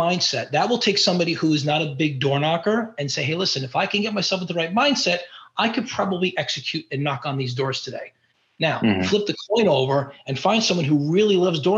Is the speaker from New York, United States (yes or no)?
yes; New York, United States; I'm from New York